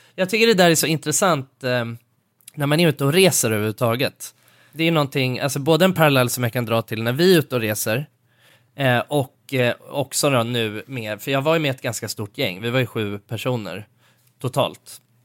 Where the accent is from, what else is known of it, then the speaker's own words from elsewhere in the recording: Sweden; jag är svensk